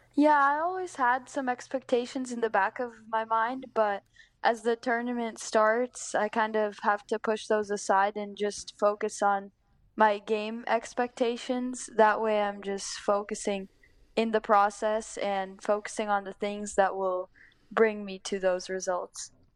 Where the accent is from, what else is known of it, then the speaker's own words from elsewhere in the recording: Northern California, United States; I've grown up here for my whole life